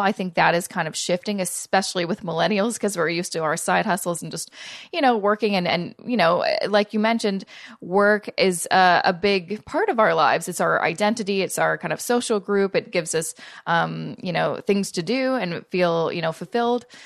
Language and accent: English; Canada; I'm Canadian